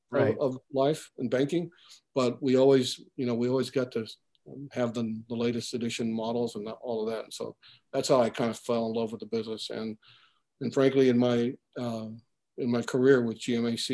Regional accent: Philippines; moved away; I'm originally from the Philippines.

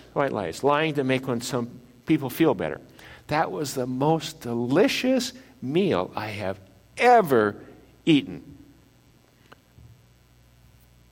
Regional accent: Midwest, United States; I grew up in the Midwest

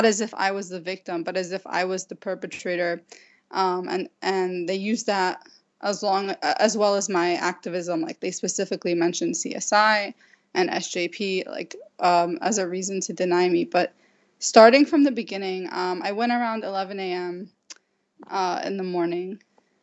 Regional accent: New York City, New York, United States; also born or lived in Jordan; I grew up in Brooklyn, New York

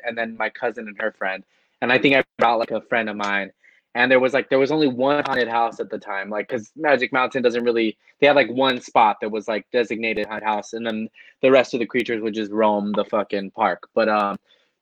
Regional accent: Los Angeles, California, United States

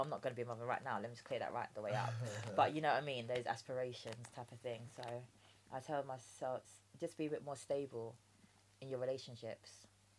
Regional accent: Jamaica; Rice and peas, I'm Jamaican.

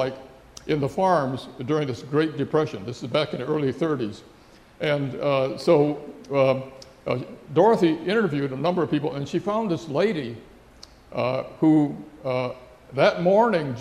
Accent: San Francisco, California, United States; also born or lived in Heart Mountain, Wyoming; San Francisco, my hometown

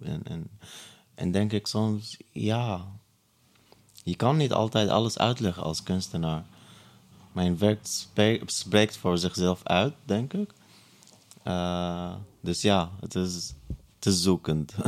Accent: Syria; Dutch is a second language; also born or lived in Breda, Netherlands; now in Amsterdam, Netherlands; Stateless, omdat ik Palestijns-Syrisch ben

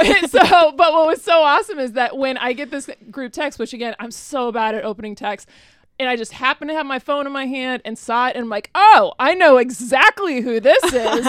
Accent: Arizona, United States; moved away as an adult; also born or lived in Tucson; now in Cincinnati, United States; I live here in Cincinnati now, but I have not always. I'm from Arizona originally

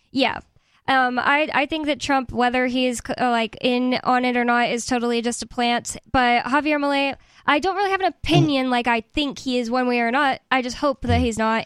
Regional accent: United States; I'm American

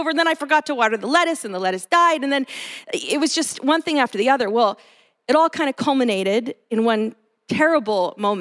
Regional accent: Los Angeles, California, United States; now in Bay Area, United States; I grew up in Los Angeles, concrete jungle.

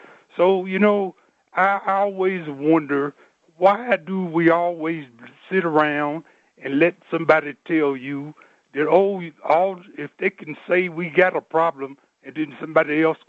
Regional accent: West Virginia, United States; And to be me, I'm 59, and I came from West Virginia.

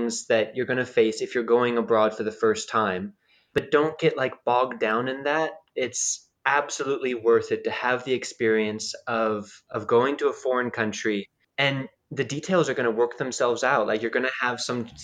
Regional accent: United States; moved away as an adult; also born or lived in Japan; now in Czech Republic; As an American

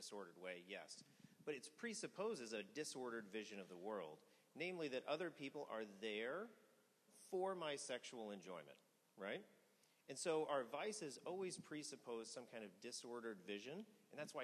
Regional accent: Missouri, United States; I grew up in Missouri.

